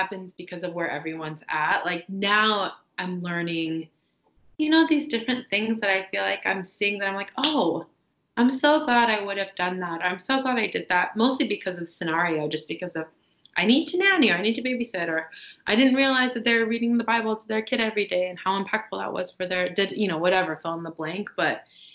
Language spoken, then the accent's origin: English; Tacoma, Washington, United States; also born or lived in New York; now in Los Angeles, United States; Tacoma, Washington, where I'm from